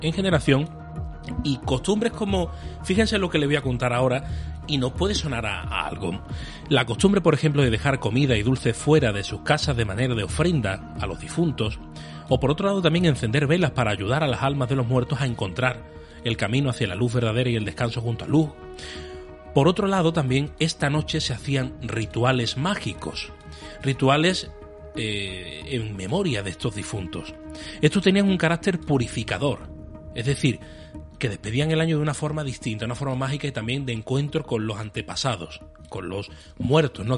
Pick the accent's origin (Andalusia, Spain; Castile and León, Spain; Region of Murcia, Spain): Andalusia, Spain; Málaga; somos de Málaga